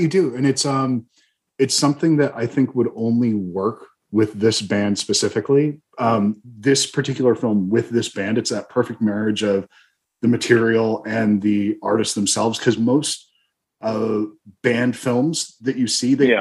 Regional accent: Ridgewood, New Jersey, United States; moved away; I used to live in Bergen County. I'm from Ridgewood

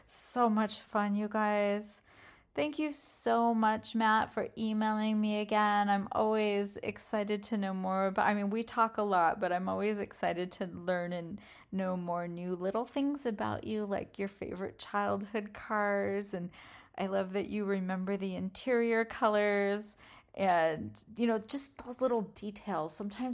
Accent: England, United Kingdom; We have a few cars that I grew up around in England, and when I hear them either not starting or starting and then idling, I get rather excited.

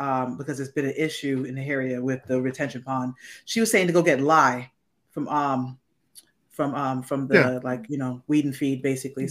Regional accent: New York City, New York, United States; moved away; In Brooklyn, where I grew up

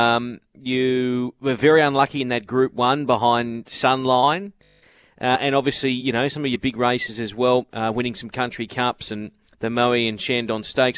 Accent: Brisbane, Queensland, Australia; now in Sydney, Australia; I grew up in Brisbane

